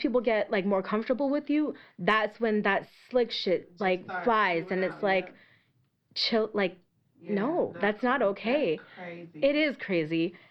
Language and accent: English; Tampa, Florida, United States; I'm Indian and I was born and raised in Tampa